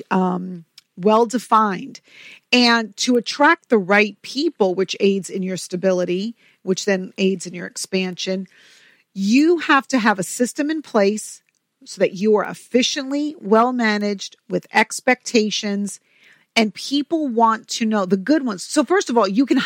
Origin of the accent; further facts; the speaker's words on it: New York, United States; I'm from New York